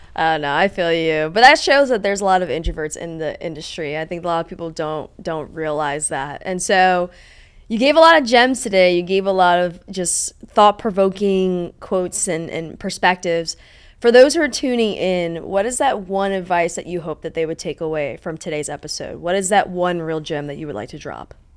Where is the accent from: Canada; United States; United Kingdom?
United States; East Coast; now in Los Angeles, United States; I'm from the East Coast